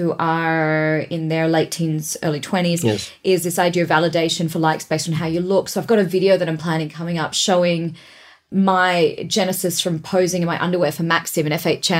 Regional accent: Perth, Western Australia, Australia; moved away; small towns like where I grew up in Perth.

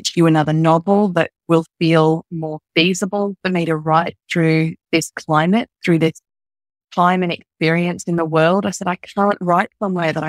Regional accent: Australia; I'm from Australia

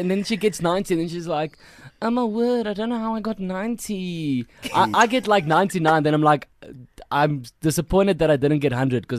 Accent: Kempton Park, Gauteng, South Africa; also born or lived in Polokwane; now in Cape Town, South Africa; I was born in Polokwane actually, but only until I was 2, moved to Kempton Park, raised there.

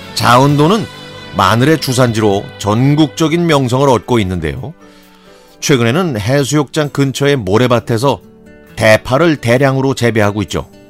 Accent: Sinan, South Jeolla, South Korea; 제 고향인 전남 신안군은

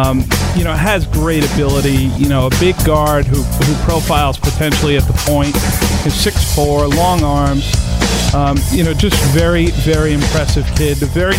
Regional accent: Warwick, Rhode Island, United States; we're both Rhode Island guys. I grew up in Warwick.

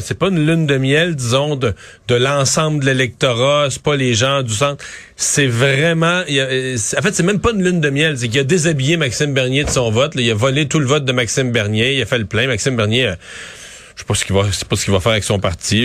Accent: Bas-Saint-Laurent, Quebec, Canada; chez nous dans le Bas-Saint-Laurent

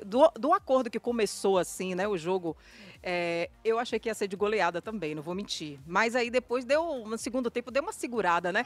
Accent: Santo Antônio de Jesus, Bahia, Brazil; moved away; Eu morava em Santo Antônio de Jesus, minha terra lá. E aí eu só lembro a gente lá, eu criança

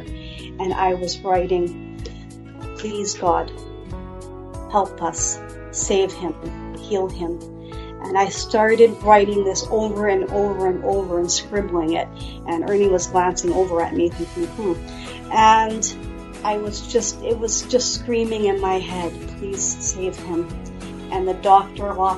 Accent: Winnipeg, Manitoba, Canada; also born or lived in Steinbach, Manitoba; I was about 9, we moved to Winnipeg

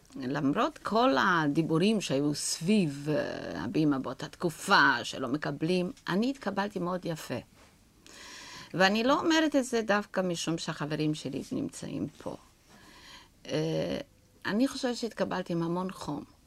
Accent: Romania; Hebrew is a second language; moved away as an adult; now in Israel; שכשעזבתי את רומניה, מכיוון שאני אה, נולדתי בבית של שחקנים

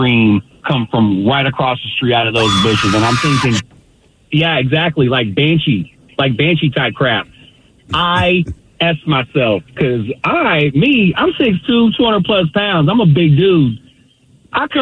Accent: Bay Area, California, United States; I'm from the Bay Area. I lived in the hood.

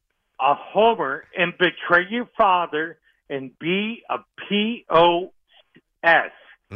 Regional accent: Boca Raton, Florida, United States; I grew up in Boca Raton, Florida

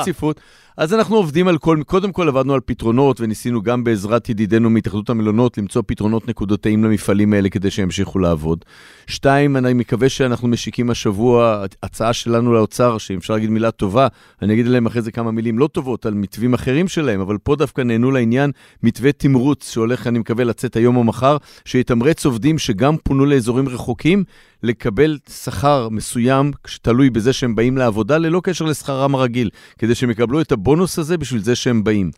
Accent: Israel

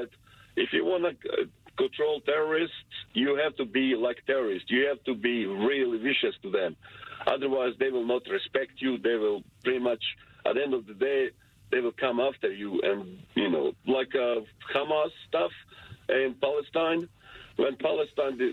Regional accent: Bosnia & Herzegovina; now in United States; I came from Bosnia and Herzegovina, the old Yugoslavian war

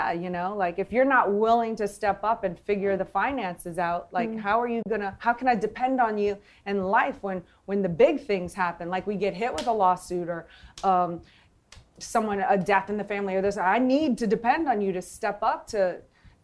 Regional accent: New Orleans, Louisiana, United States; I'm from New Orleans

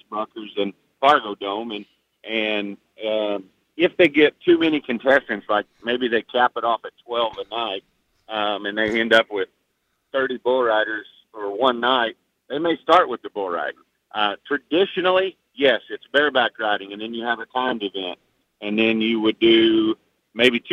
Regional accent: Oklahoma, United States; now in Kansas, United States; I'm from Kansas, and Oklahoma is where I grew up

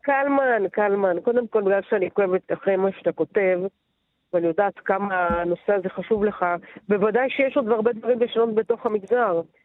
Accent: Netanya, Central District, Israel; גדלתי בנתניה, אוקיי? בשנות ה-80 וה-90

